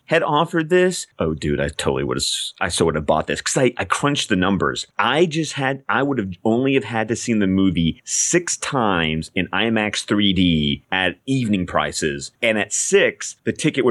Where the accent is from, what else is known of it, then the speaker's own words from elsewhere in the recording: the South, United States; I'm from the South.